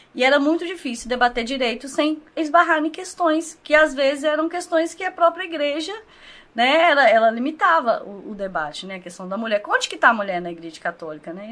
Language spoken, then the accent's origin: Portuguese; Governador Valadares, Minas Gerais, Brazil; eu sou nascida aqui, criada em Governador Valadares